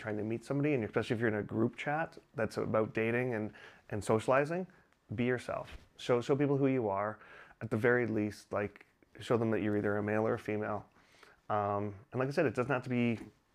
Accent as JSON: {"language": "English", "country": "Canada", "also_born_or_lived": "Singapore", "moved": "yes", "lives_now": "China", "said": "I'm originally from Canada, but I just moved here from Singapore"}